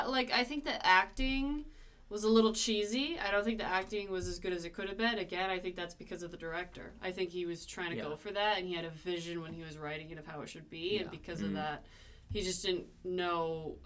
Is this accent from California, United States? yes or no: yes; California, United States; I'm from California.